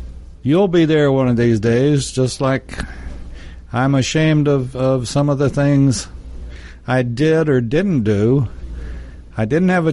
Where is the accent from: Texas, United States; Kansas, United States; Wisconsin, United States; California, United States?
Texas, United States; I'm from Texas